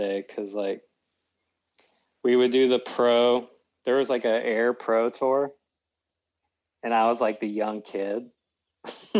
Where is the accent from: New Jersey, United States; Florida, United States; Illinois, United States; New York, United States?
Florida, United States; Pensacola; I'm from the Gulf of Mexico